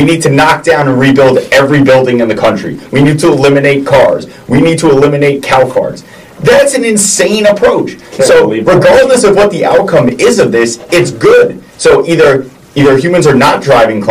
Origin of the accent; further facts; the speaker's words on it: United States; as an American